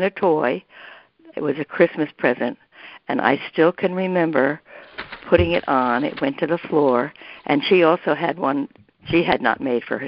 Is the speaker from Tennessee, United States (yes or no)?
no; Garden City, New York, United States; also born or lived in Brooklyn, New York; I was born in Brooklyn at the Norwegian Hospital